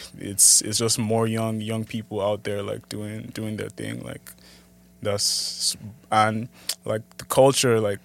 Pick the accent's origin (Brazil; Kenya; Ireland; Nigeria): Nigeria; Abuja, Federal Capital Territory; also born or lived in Lagos, Nigeria; now in Toronto, Canada; I was actually born in Lagos, but like I grew up in Abuja